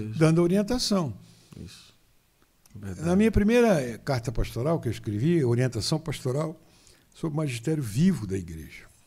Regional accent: São Fidélis, Rio de Janeiro, Brazil; De São Fidélis, ali pertinho de Campos, a 48 quilômetros de Campos

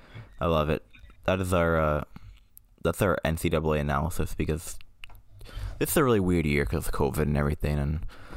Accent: Canada; And just so we're all aware, we are from Canada.

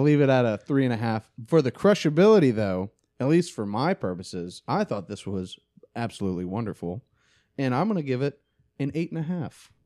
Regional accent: Tennessee, United States; moved away; I'm from Tennessee.

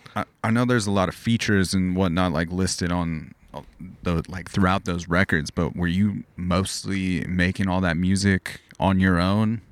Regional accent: outside of Los Angeles, California, United States; growing up outside of Los Angeles

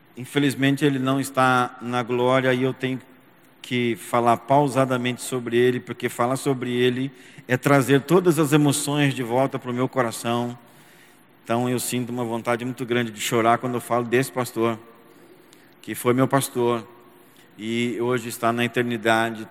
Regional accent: São José dos Campos, São Paulo, Brazil; São José dos Campos, aonde eu nasci, me criei, estudei, me casei, criei os meus filhos e também pastoreei

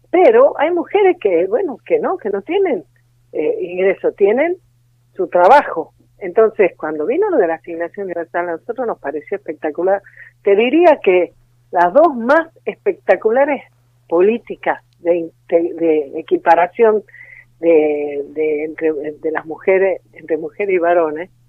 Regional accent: Tucumán, Argentina; De eh? Tucumán.

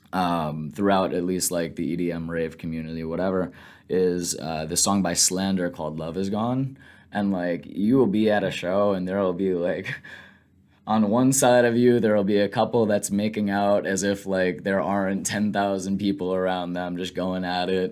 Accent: Mount Sinai, New York, United States; I grew up on Long Island in Mount Sinai

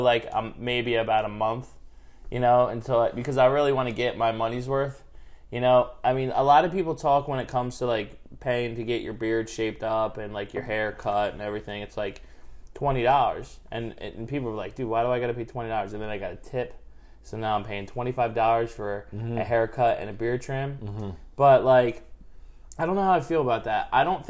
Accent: Glassboro, New Jersey, United States

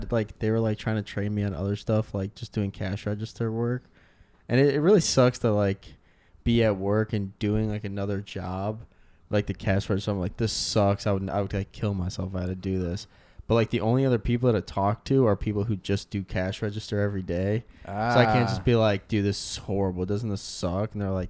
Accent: the South, United States; accent: Southern; I'm from the South. That's my accent.

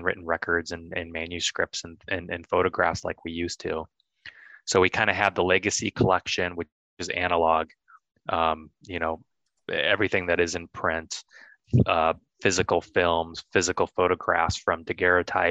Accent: United States; also born or lived in Alexandria, Virginia; I grew up in the Quad Cities, so we're 2.5-3 hours from Chicago.

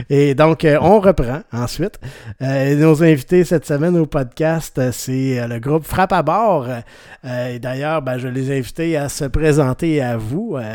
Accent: Quebec, Canada

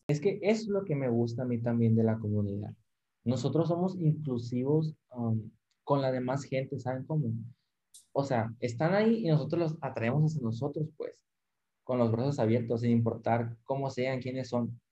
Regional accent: Cananea, Sonora, Mexico; pues yo soy de Cananea, o sea, yo, literal sí soy más de un pueblo más chiquito

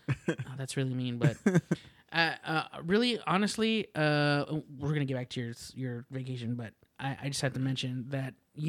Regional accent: Rio Grande Valley, Texas, United States; also born or lived in Houston, Texas / San Angelo, Texas / Corpus Christi, Texas; we moved to the Rio Grande Valley, and that's where I spent the majority of my childhood since I was like maybe 8 or 7.

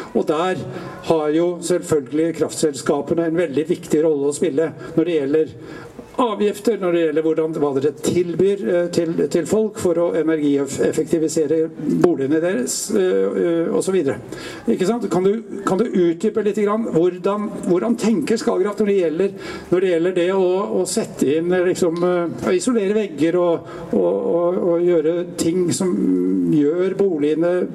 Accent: Tjøme, Vestfold, Norway; der jeg kommer fra, på Tjøme

